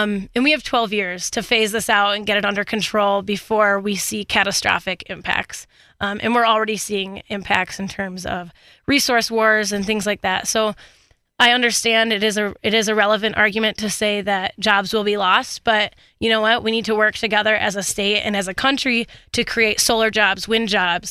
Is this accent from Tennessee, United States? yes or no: no; Michigan, United States; now in Colorado, United States; I'm originally from Michigan